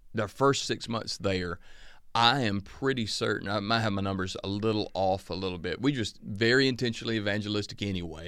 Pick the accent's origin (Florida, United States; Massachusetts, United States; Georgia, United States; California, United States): Georgia, United States; Northeast; growing up in the Northeast Georgia town I grew up